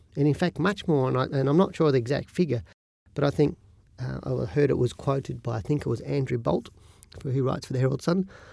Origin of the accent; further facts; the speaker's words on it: Australia; We're Australian